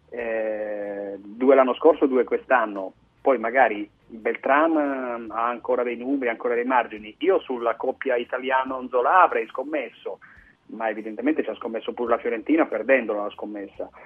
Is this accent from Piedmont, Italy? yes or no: yes; Turin, Piedmont, Italy; lo dico da torinese